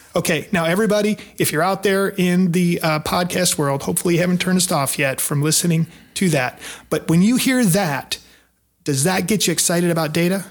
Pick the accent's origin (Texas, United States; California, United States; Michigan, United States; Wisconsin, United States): Michigan, United States; Detroit; moved away as an adult; now in Nashville, United States; I grew up in Detroit, but I've been in the Nashville area for the last twenty years